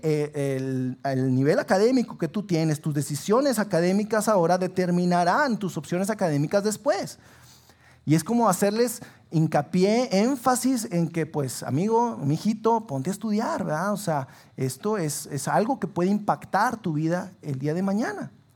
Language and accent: Spanish; Sabinas, Coahuila, Mexico; moved away as an adult; now in Saltillo, Mexico; yo soy originario de Sabinas